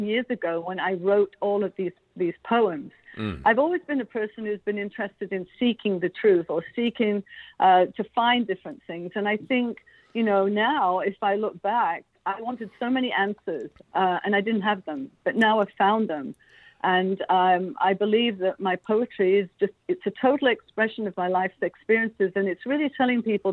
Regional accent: Derbyshire, East Midlands, United Kingdom; moved away as an adult; also born or lived in Beaumont, Quebec, Canada; now in Quebec, Canada; I was born in Derbyshire

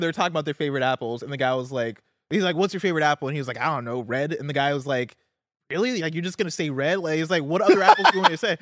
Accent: Midwest, United States; also born or lived in Seattle; now in Bay Area, United States; I'm from the Midwest

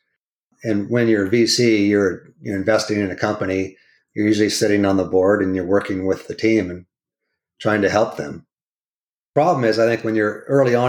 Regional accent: California, United States; Born and raised in California. I'm a fourth generation Californian.

